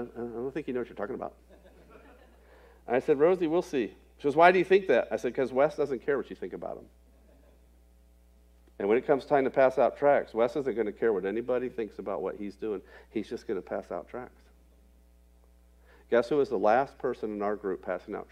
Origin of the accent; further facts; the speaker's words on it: Florida, United States; moved away as an adult; also born or lived in rural Indiana; I grew up in Florida, so it's oranges and grapefruits and all that sort of stuff.